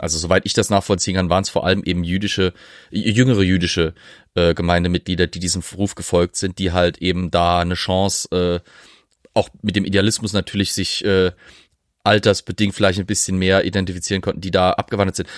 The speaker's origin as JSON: {"language": "German", "country": "Germany", "said": "als Deutsche"}